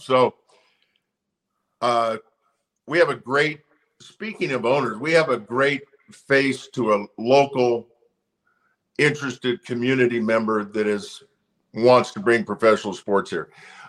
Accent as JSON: {"language": "English", "town": "Portland", "region": "Oregon", "country": "United States", "lives_now": "Utah, United States", "said": "I'm from Portland, living here in Utah now."}